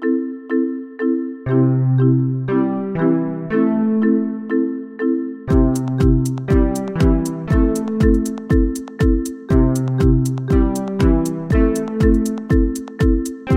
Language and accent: English; near Charlottetown, Prince Edward Island, Canada; moved away as an adult; now in Ottawa, Canada; I am from Prince Edward Island, from a little place 15 minutes outside of Charlottetown, which I love dearly